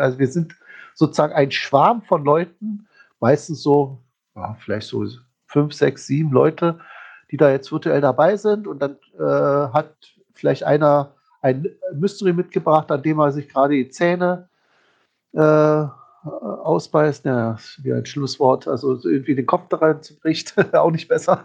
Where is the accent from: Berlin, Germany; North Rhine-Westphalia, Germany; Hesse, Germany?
Berlin, Germany; als Berliner